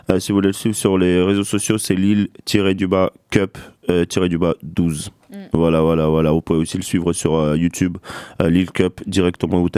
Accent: Saint-Maixent-l'École, Nouvelle-Aquitaine, France; je viens près de Niort, de Saint-Mexon.

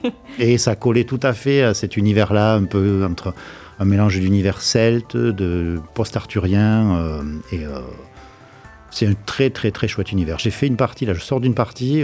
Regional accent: Provence-Alpes-Côte d'Azur, France; accent: provençal; j'ai un petit accent provençal quelque part

